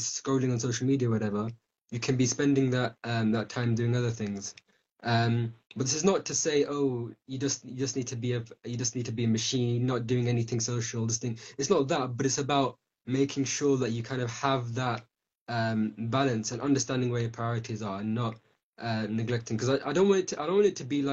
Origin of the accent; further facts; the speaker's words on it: United Kingdom; we're from Britain, the UK